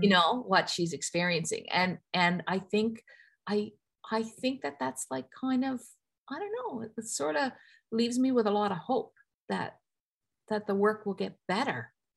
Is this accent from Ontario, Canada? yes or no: no; Newfoundland and Labrador, Canada; I grew up in Newfoundland